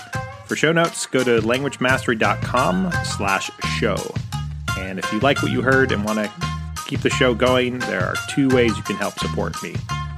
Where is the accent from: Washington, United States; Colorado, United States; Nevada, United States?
Washington, United States; first language English; also born or lived in Southern California, United States; So I currently live about 4 hours east of Seattle, but I grew up in Western Washington State and Southern okay. California.